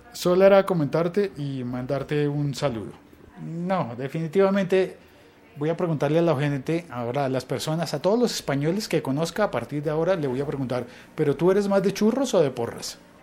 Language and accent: Spanish; Colombia; Hoy en mi país se celebra la Noche de las Velitas